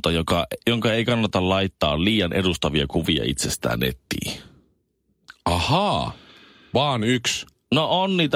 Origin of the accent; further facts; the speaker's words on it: Colombia; Finnish is a second language; now in Finland; Ja mä oon Kolumbiasta kotoisin ja mä en oikein haluaisi mennä sinne Kolumbian takaisin.